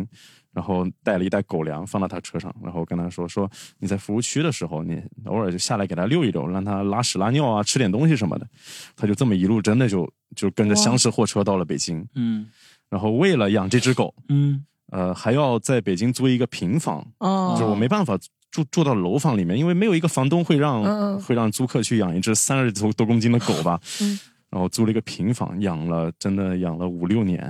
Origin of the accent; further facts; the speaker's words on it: Fuzhou, Fujian, China; 因为我家是福州那边的，福建福州的。